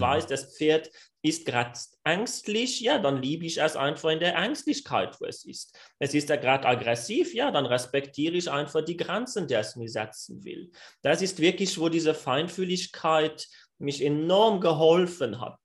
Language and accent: German; France; German is a second language; ich bin Franzose, ich glaube, das wird sich noch raushören während dem Podcast